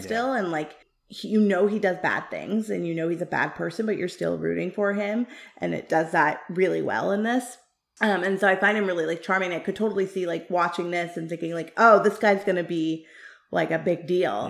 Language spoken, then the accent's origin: English; Canada; I am Canadian, but I am also of South Asian descent, and I really battled a lot with that as a, growing up as a kid